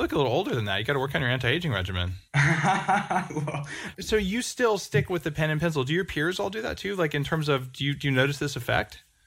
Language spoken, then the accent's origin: English; New Mexico, United States; I grew up in New Mexico